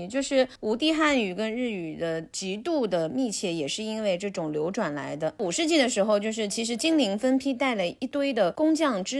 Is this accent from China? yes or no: yes; Hangzhou, Zhejiang, China; 然后再说咱们家杭州啊，十三世纪南宋杭州因伴随禅宗进入日本。